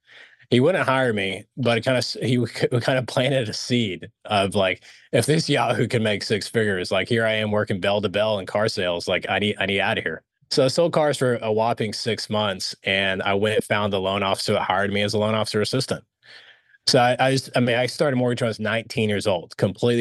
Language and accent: English; Dallas, Texas, United States; also born or lived in Alexandria, Egypt; when they relocated us to the States, we relocated to Dallas, who's part of the big oil boom. And just grew up here in Dallas, Fort Worth